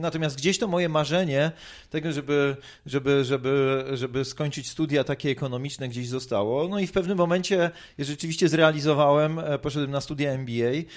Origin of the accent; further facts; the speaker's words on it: Tarnów, Lesser Poland, Poland; urodziłem się w Tarnowie